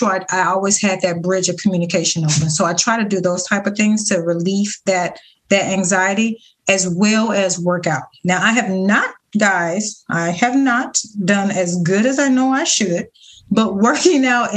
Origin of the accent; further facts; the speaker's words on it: Ohio, United States; now in Florida, United States; I'm originally from Ohio